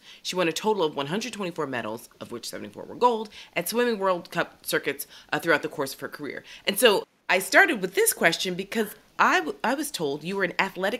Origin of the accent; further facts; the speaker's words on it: Philadelphia, Pennsylvania, United States; now in New York, United States; growing up in Philadelphia, there was the PDR, the Philadelphia Department of Recreation